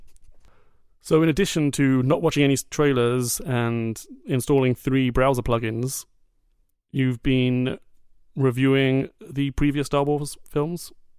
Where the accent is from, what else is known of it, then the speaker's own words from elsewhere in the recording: United Kingdom; I'm British